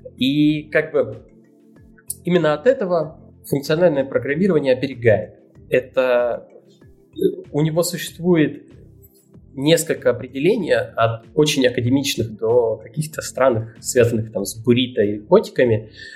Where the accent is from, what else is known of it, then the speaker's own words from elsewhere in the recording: Rostov-on-Don, Rostov Oblast, Russia; я тут паренек из Ростова-на-Дону